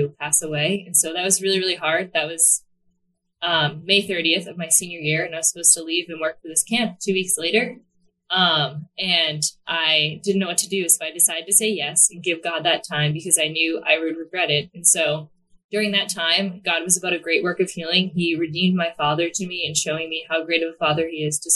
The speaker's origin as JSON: {"language": "English", "town": "Hanover", "region": "Massachusetts", "country": "United States", "tie": "born or raised there", "moved": "as an adult", "lives_now": "New Jersey, United States", "said": "I am from the South Shore in a small town called Hanover. I've lived there my entire life, except for I just moved to New Jersey about, I think it's 5 months ago now"}